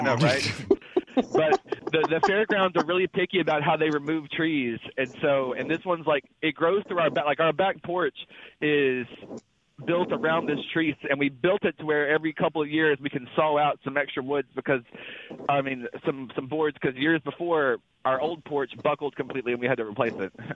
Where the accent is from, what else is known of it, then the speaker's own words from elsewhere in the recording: Philadelphia, Mississippi, United States; I'm from Philadelphia, Mississippi, but I am in Little Rock now because I'm a truck driver